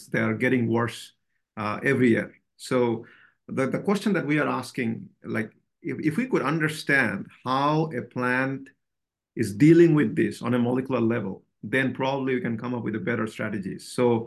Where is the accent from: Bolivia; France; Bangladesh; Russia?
Bangladesh; moved away as an adult; also born or lived in Pennsylvania, United States; now in Lincoln, United States; So I was born in Bangladesh and I got my bachelor there.